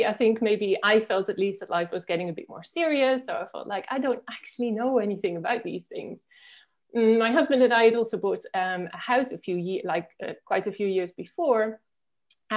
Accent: Netherlands; moved away as an adult; now in Spain; I'm originally from the Netherlands, which is where I grew up

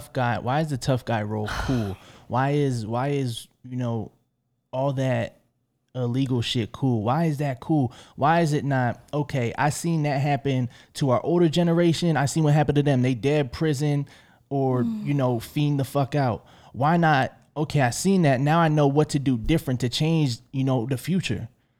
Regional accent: Philadelphia, Pennsylvania, United States; Like, yeah, I'm from Philly. Like, we got more murders than y'all in Chicago.

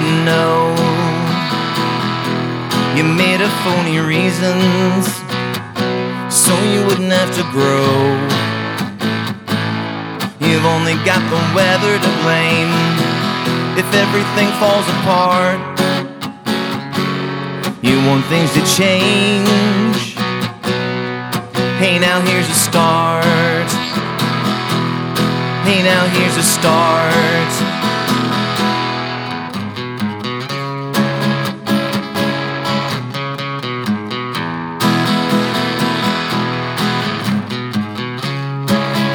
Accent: Coos Bay, Oregon, United States; also born or lived in Seattle / Olympia, Washington; I ended up back in my hometown in Coos Bay

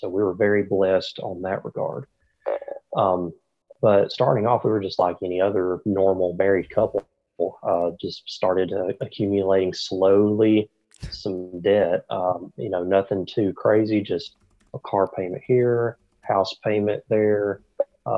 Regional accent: Haleyville, Alabama, United States; accent: Southern; I live in Haleyville, Alabama. It's a very, very small town in the South. And if you, can tell by my accent, I am definitely from the South. So I love it down here. I've lived here all my life

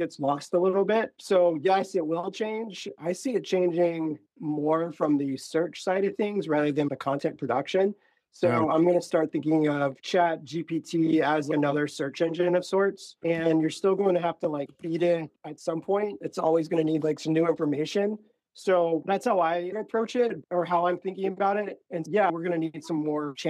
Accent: Florida, United States; I'm from Florida.

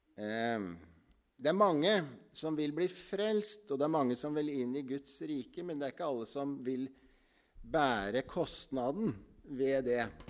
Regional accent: Ytre Enebakk, Akershus, Norway; Jeg er fra Ytre Enebakk. Jeg har vokst opp på Misjonshuset i Ytre Enebakk

